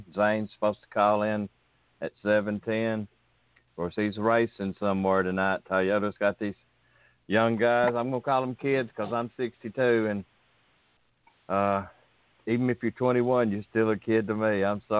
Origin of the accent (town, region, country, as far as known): Birmingham, Alabama, United States; born or raised there